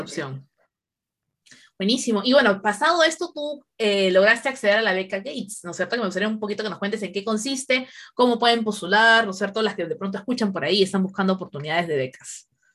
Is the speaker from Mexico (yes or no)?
no; Peru; como peruanas